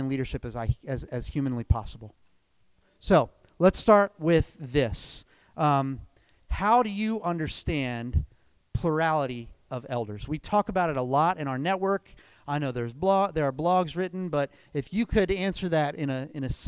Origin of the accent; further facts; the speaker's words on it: Cincinnati, Ohio, United States; moved away as an adult; also born or lived in Asheville, North Carolina; my hometown of Cincinnati